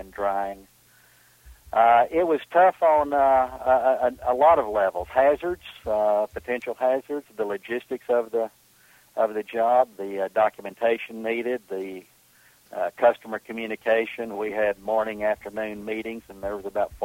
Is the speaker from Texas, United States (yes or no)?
yes; Texas, United States; moved away as an adult; now in Atlanta, United States; I grew up in Texas